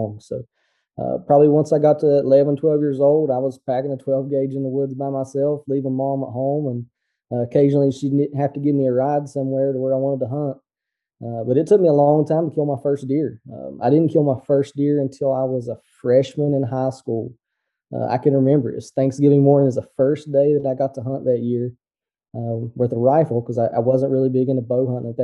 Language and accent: English; Southern West Virginia, United States; I'm from West Virginia. I grew up in actually Southern West Virginia in one of the bow only counties